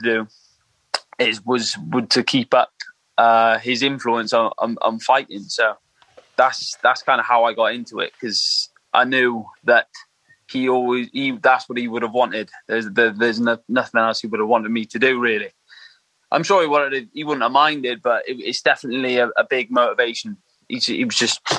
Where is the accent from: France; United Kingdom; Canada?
United Kingdom; England; also born or lived in Merthyr Tydfil, Wales; I was in Merthyr when from a small kid, but then I moved to England